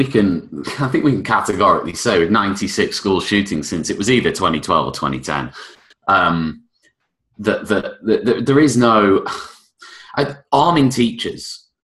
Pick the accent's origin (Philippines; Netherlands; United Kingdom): United Kingdom; being British